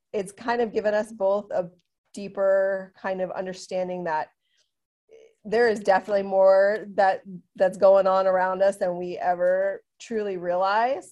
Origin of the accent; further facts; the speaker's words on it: Southern California, United States; I'm from Southern California